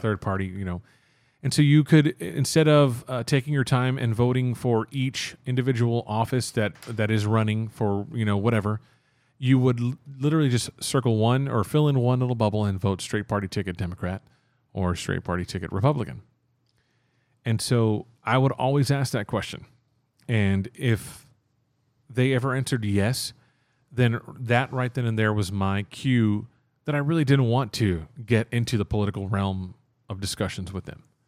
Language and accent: English; Texas, United States; I refer to myself as Texan